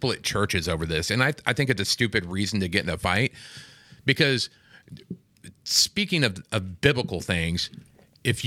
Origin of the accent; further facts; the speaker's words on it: Kansas City, Missouri, United States; now in California, United States; I'm from Kansas City. That's my city